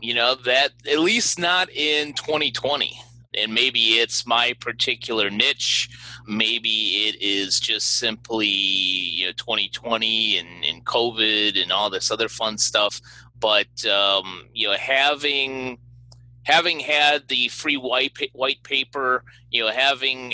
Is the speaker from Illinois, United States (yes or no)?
yes; Chicago, Illinois, United States; my hometown of Chicago